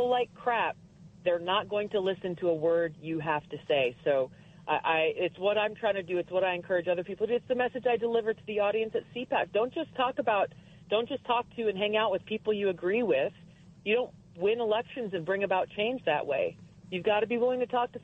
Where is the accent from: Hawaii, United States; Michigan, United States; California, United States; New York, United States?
Hawaii, United States; I grew up in Hawaii, the state that has very, very strict gun laws.